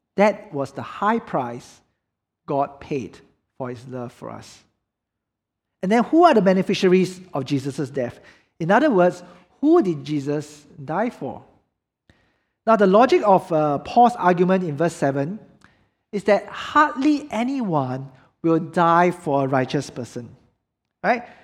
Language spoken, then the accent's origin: English; Singapore